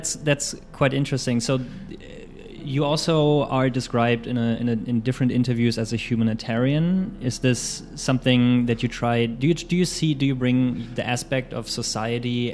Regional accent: Germany; I'm German.

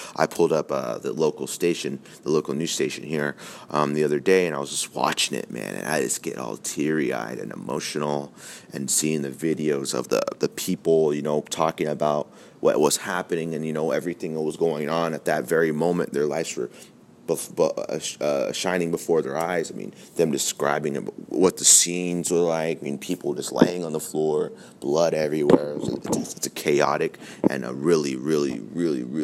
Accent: United States; as American citizens

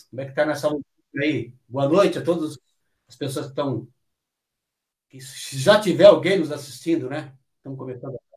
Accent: São Joaquim da Barra, São Paulo, Brazil; born there; Eu nasci em São Joaquim da Barra, é uma cidade ali na região de Ribeirão Preto, e meu pai, veio, vindo do interior, a gente veio para a região ali da Vila Ed, Vila Ed, Jardim Brasil, zona, zona norte de São Paulo.

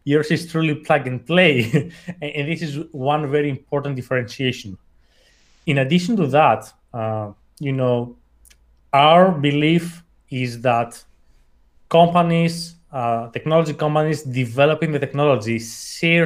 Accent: Athens, Attica, Greece; English is a second language; I was born and raised in Athens, hence the accent.

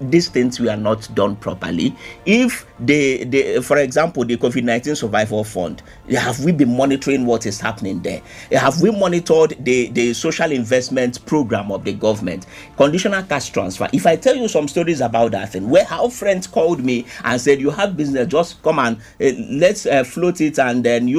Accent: Nigeria; there is absolutely nothing that makes me excited being a Nigerian.

